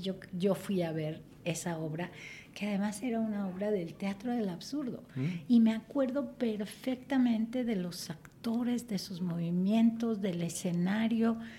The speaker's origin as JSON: {"language": "Spanish", "region": "Mexico City", "country": "Mexico", "tie": "born or raised there", "said": "Yo nací aquí en la Ciudad de México."}